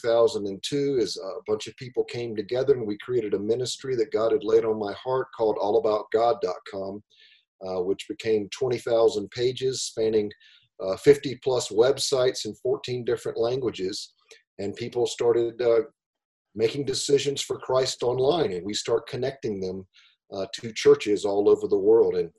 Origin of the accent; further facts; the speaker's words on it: Greenville, South Carolina, United States; moved away as an adult; also born or lived in California; I'm from Greenville, South Carolina, originally.